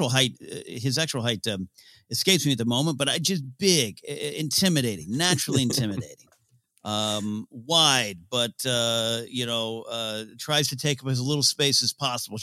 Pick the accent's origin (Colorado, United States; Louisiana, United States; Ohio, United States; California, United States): California, United States; Arroyo Grande; Even though there was two local bars in my hometown in the Arroyo Grande Village, they're still there.